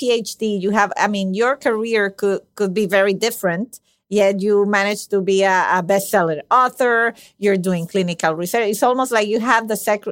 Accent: Venezuela; my country, I'm from Venezuela.

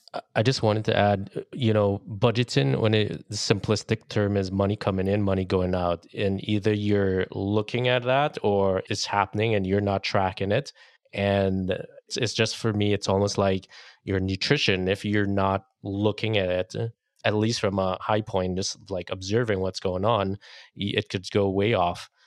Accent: Trinidad & Tobago; now in United States; I grew up in Trinidad and Caribbean, didn't have much, but when I came to the U S

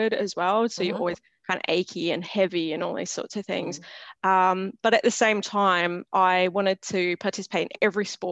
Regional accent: Sydney, New South Wales, Australia; I grew up not far from here. So I live in Western Sydney

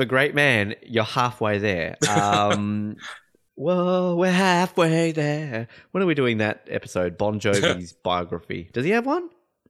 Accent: Hobart, Tasmania, Australia; I'm from Hobart.

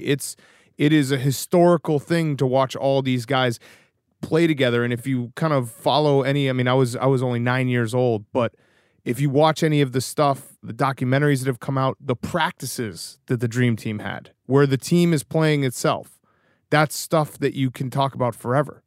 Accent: Newton, Massachusetts, United States; also born or lived in Chicago; I grew up on the East Coast

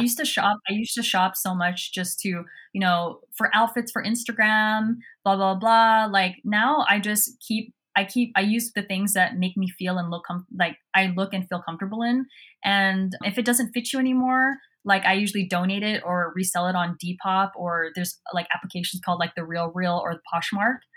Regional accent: Southern California, United States; I grew up in Southern California

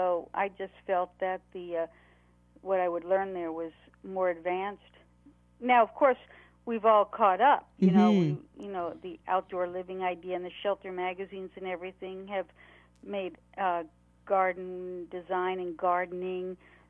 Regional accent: New York City, New York, United States; I grew up in New York City, and my parents were artists

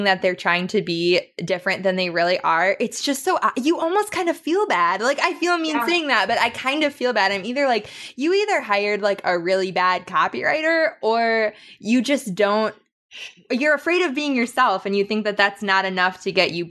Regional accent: Wisconsin, United States; I'm from Wisconsin

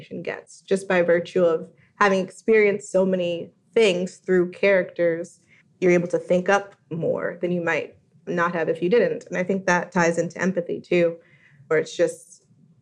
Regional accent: New Jersey, United States; moved away as an adult; now in Washington, D.C., United States; I grew up in New Jersey, of course, and not in the 1940s

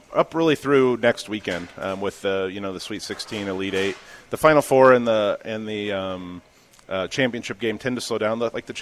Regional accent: Lincoln, Nebraska, United States; I'm from Lincoln pretty much my whole

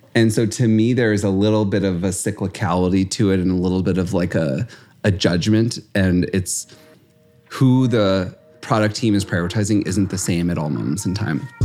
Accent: St. Louis, Missouri, United States; We grew up in Saint Louis.

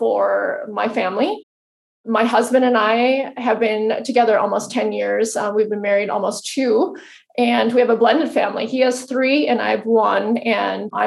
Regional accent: Fargo, North Dakota, United States; I'm a girl from Fargo, North Dakota. Really small town, and went to school here, grew up here.

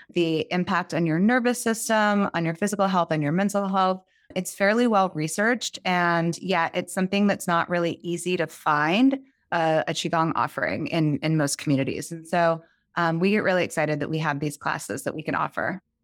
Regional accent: just outside New York City, a suburb of New Jersey, United States; I grew up just outside New York City in a suburb of New Jersey.

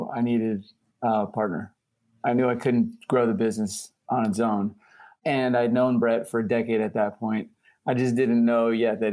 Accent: New York, United States; moved away as an adult; also born or lived in Los Angeles; now in Chicago, United States; I'm from New York originally, graduated from NYU Film School, and hightailed it over to Los Angeles for a decade

